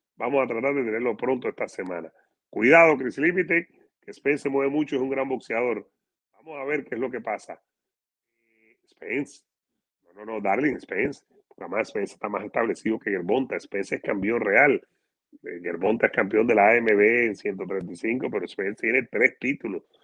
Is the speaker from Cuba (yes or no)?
yes; Cuba; moved away